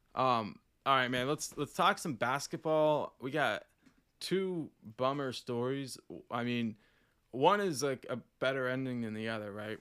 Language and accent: English; Oklahoma, United States; also born or lived in Puerto Rico; we're from Oklahoma